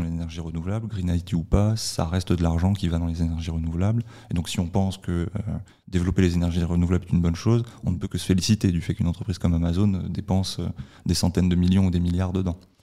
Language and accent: French; France; je suis français